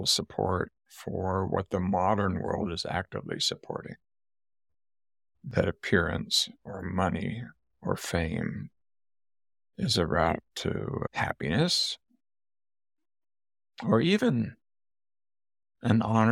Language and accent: English; Southern California, United States; moved away; also born or lived in West Virginia; I grew up in Southern California